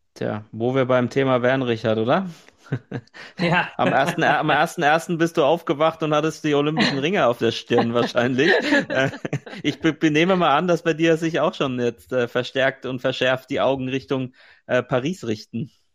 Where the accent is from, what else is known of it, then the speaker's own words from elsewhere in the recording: Franconia, Bavaria, Germany; in meiner fränkischen mhm. Heimat in Nürnberg